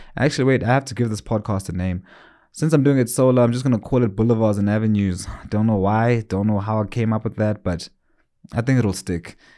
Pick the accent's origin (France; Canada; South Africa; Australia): South Africa; also born or lived in Johannesburg, South Africa; I'm actually living in a small town. It's my hometown more than anything called Gokstad